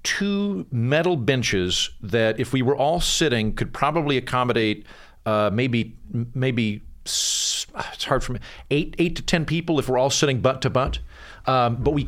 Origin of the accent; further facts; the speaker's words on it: Edmond, Oklahoma, United States; moved away; I'm from Edmond, but I'm just outside of Edmond city limits